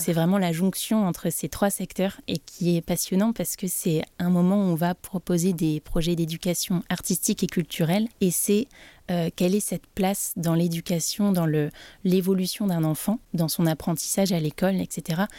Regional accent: Brest, Brittany, France; moved away as an adult; now in Nantes, France; je suis originaire de Brest

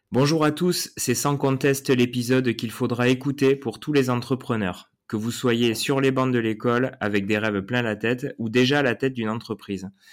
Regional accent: south-west France, France; accent: south-west; tu as un accent aussi comme moi. Donc, on va faire un truc 100% sud-ouest

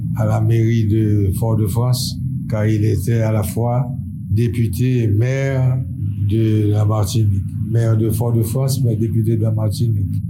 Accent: Port-au-Prince, Ouest, Haiti; also born or lived in Artibonite; Je suis né dans la Thibonide en 1936, ça fait bien 87 ans

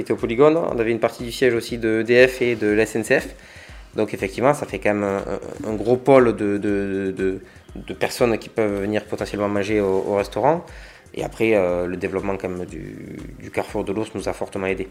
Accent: Agde, Occitania, France; also born or lived in Béziers; j'ai vécu à Agde, euh, j'ai fait ma jeunesse à Agde

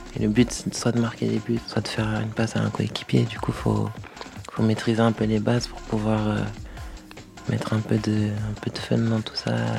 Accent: Cergy, Île-de-France, France; de base je viens de Sergi

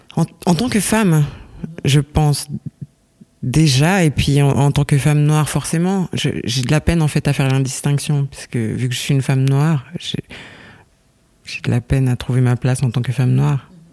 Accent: Lausanne, Vaud, Switzerland; je viens de, je viens de Lausanne

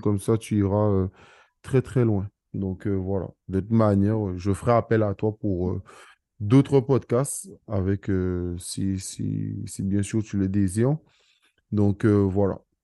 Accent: Guadeloupe, France; je suis guadeloupéen

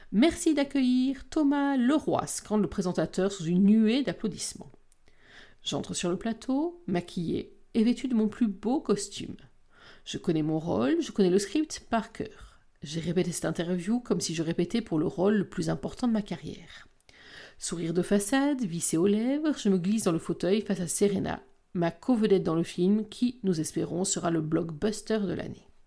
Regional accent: Belgium; Je suis pas français, je suis belge. J'ai beau le dire à chaque fois que je participe à une émission en France

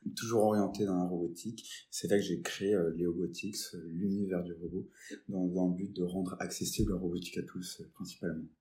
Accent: Nancy, Grand Est, France; also born or lived in Metz; now in Lyon, France; je viens de Nancy, hein, pas de, pas de Metz directement

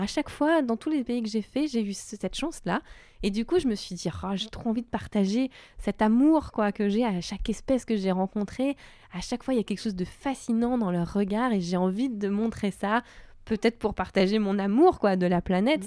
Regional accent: Var, Provence-Alpes-Côte d'Azur, France; moved away as an adult; also born or lived in Paris; now in Marseille, France; j'ai grandi dans le Var

